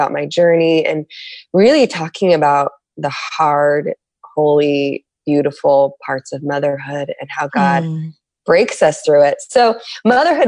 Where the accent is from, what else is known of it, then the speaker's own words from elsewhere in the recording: San Diego, California, United States; I'm from San Diego.